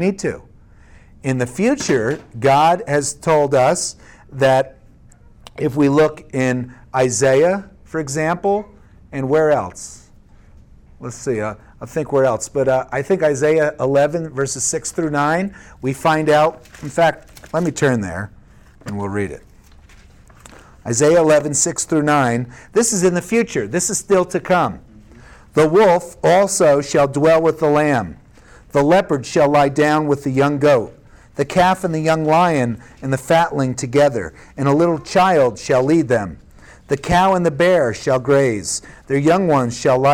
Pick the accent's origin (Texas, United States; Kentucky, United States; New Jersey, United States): New Jersey, United States; Prospect Park; I grew up in Prospect Park, New Jersey